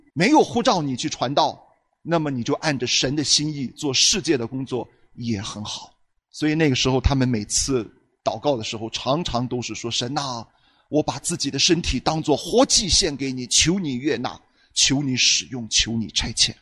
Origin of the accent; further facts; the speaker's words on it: China; 我们中国人的文化当中其实有很多切入点的